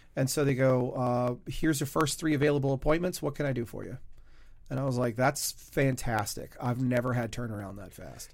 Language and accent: English; Louisiana, United States; I was born in Louisiana.